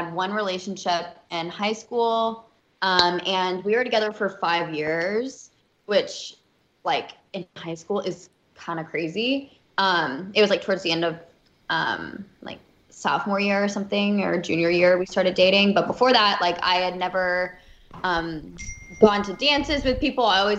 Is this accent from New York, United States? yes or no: no; Alabama, United States; I'm from Alabama, so I was always just kind of like, you know, I'd only seen like the South really, and not done a bunch of traveling.